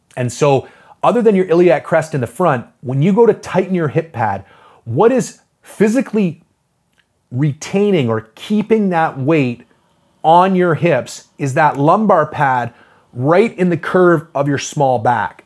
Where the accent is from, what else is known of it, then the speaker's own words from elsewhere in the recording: Canada; I'm a Canadian